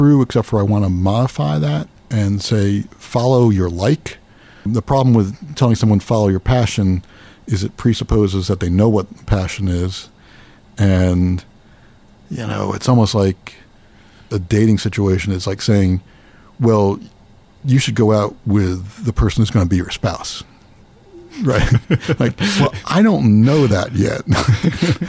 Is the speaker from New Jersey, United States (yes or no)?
yes; New Brunswick, New Jersey, United States; I grew up near here, near New Brunswick.